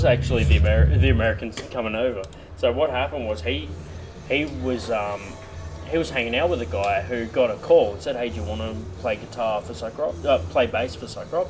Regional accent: Australia; now in Canberra, Australia; which part of Australia you're from? It's like, Sydney.

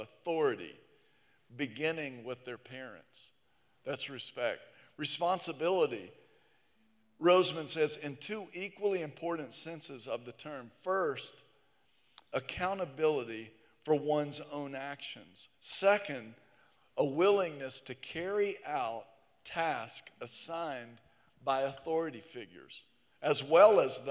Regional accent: the South, United States; here in the South

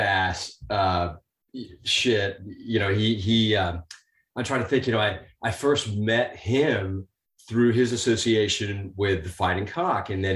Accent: London, United Kingdom; moved away; my roots are in London. I was born and raised.

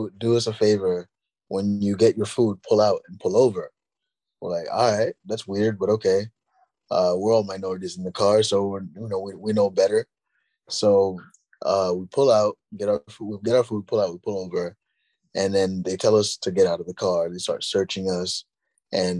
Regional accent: New York City, New York, United States; I'm from Queens

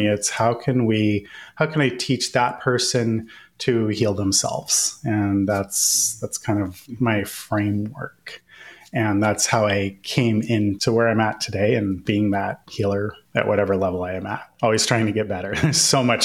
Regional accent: Northern California, United States; I grew up in Northern California

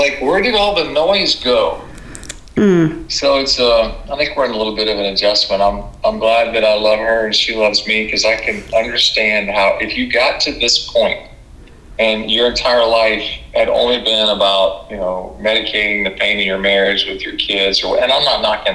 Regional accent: Jacksonville, Florida, United States; I grew up in Jacksonville, Florida

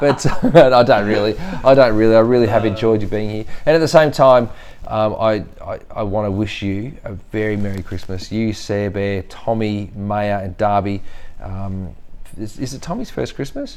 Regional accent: Australia

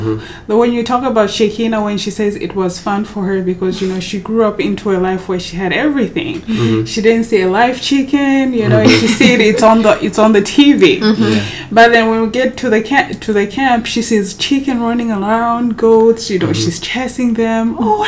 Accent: DR Congo; also born or lived in South Africa; because we are from Congo, yes, but we didn't come straight from Congo to the camp. We came from like South Africa

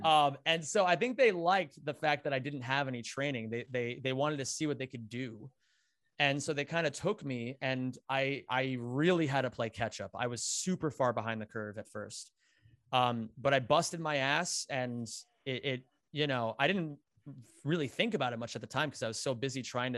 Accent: Pennsylvania, United States; I grew up in Backwoods, Pennsylvania, Northeastern PA, like 45 minutes out from Scranton.

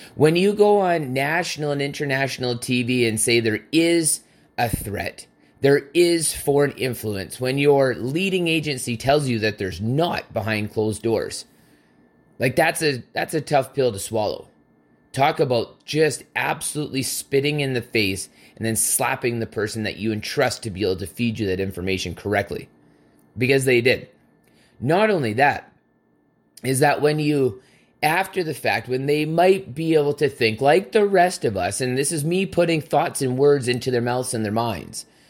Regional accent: Canada; as a Canadian

